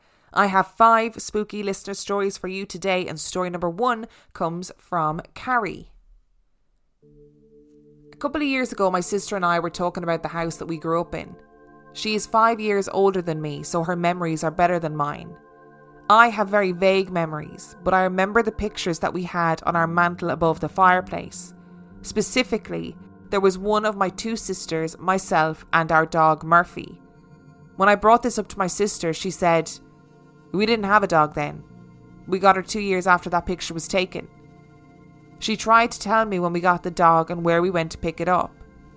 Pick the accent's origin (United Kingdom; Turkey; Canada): United Kingdom; North West England; My husband Mark and I bought our first house in 2011 in my hometown in Lancashire, England.